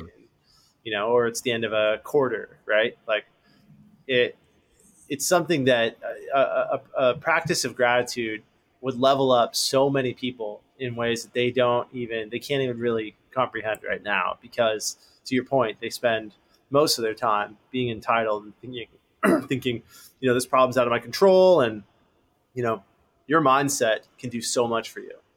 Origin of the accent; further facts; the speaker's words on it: Los Angeles, California, United States; i grew up in los angeles born and raised